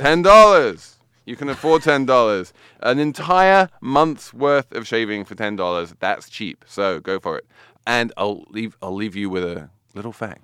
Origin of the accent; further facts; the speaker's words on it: New York, United States; I'm a New Yorker